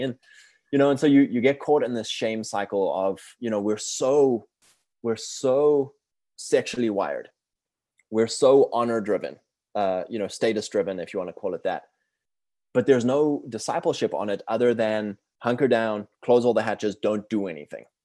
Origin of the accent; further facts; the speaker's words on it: South Africa; moved away; I'm from South Africa originally. I'm fourth generation, uh, British over there. And, uh, I grew up in a very, uh, liberal frame.